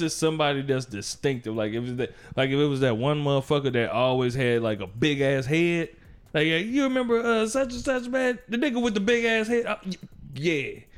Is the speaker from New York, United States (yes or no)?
no; Gary, Indiana, United States; I'm from Gary